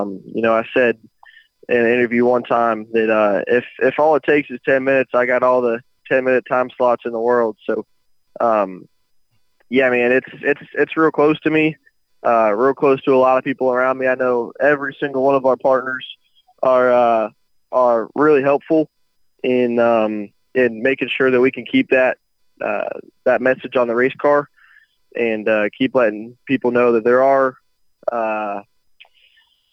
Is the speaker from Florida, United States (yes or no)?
yes; Daytona Beach, Florida, United States; my hometown of Daytona Beach